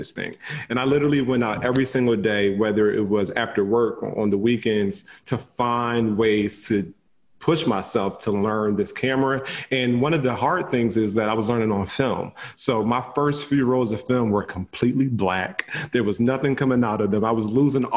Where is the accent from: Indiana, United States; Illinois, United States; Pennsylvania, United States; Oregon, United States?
Pennsylvania, United States; Philadelphia; I'm from Philly